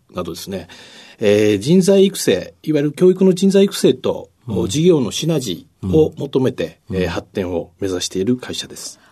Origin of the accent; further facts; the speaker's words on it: Kobe, Hyogo, Japan; 出身は神戸です